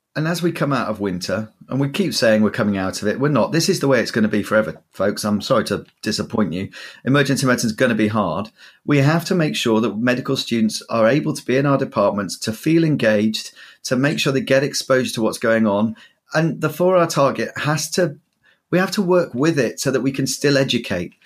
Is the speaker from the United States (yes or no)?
no; Yorkshire and the Humber, United Kingdom; now in southern England, United Kingdom; as a Yorkshireman